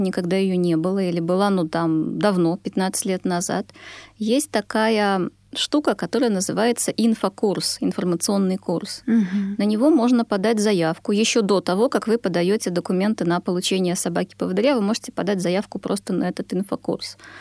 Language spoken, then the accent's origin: Russian; Belarus; also born or lived in Sweden; now in Russia; Я родом из Беларуси